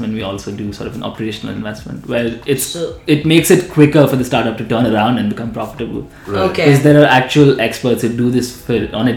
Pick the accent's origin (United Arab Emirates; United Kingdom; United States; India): United Arab Emirates; Dubai; I grew up in Dubai.